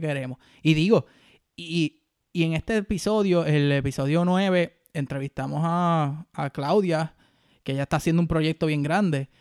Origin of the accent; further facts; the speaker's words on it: Puerto Rico; los boricuas nosotros